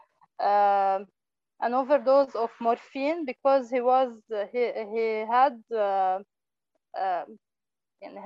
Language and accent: English; Lebanon; from Lebanon